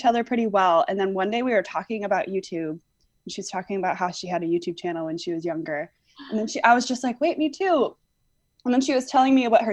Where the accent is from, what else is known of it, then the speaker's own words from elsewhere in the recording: Toledo, Ohio, United States; I am from Toledo, Ohio, and that's where I currently am in my lovely parents' home